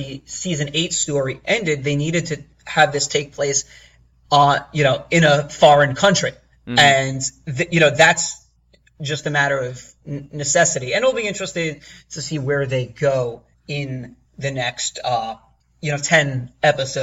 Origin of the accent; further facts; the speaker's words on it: New York, United States; as a New Yorker